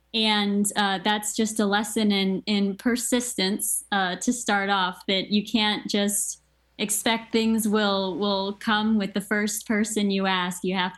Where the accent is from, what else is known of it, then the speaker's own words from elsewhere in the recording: Maryland, United States; I grew up in Maryland. I was right outside of the National Institutes of Health.